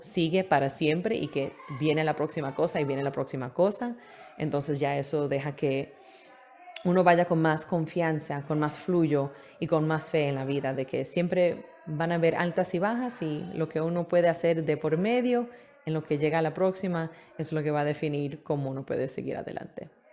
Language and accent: Spanish; New York City, New York, United States; moved away as an adult; also born or lived in Manhattan / Queens / Brooklyn; now in Florida, United States; sí pasé mi vida entera en Nueva York. Eh, nací en Manhattan, viví un poco en Queens, después en Brooklyn, después regresé a Queens